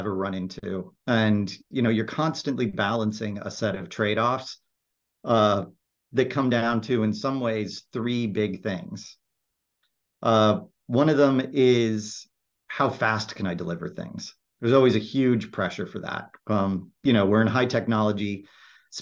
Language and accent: English; Silicon Valley, California, United States; I grew up in Silicon Valley. I'm an actual Silicon Valley native